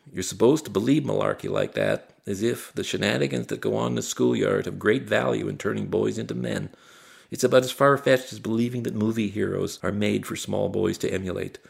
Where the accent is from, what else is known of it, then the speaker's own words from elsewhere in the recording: Barry's Bay, Ontario, Canada; growing up in Barry's Bay in the 1960s